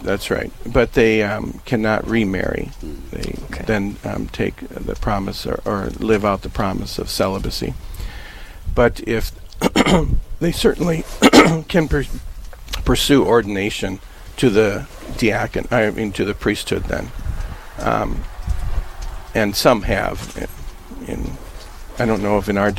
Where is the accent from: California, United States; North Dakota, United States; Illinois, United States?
North Dakota, United States; Napoleon; my hometown of Napoleon